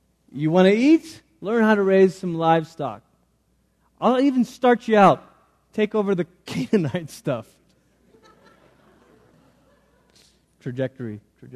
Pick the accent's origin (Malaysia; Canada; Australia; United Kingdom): Malaysia; now in United States; I grew up in Malaysia. I'm a Malaysian citizen